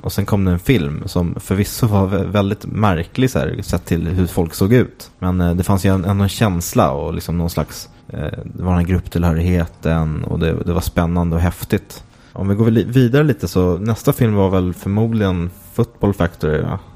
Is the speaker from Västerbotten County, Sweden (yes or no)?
no; Åkersberga, Stockholm County, Sweden; jag är från Åkersberga och där ha, hade vi en faktiskt i Åkersberga centrum som hette Rokoko.